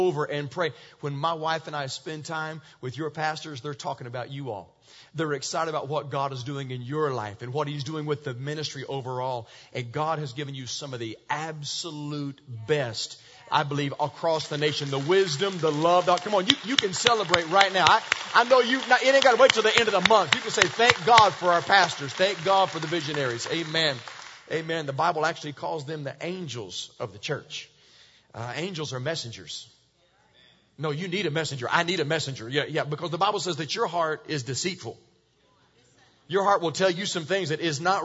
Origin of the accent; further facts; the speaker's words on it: Virginia, United States; I grew up in Virginia, and we got snow in Virginia